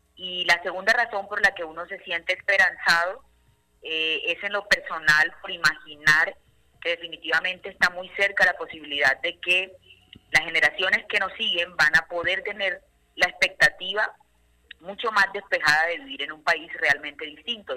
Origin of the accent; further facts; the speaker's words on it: Colombia; como ciudadana colombiana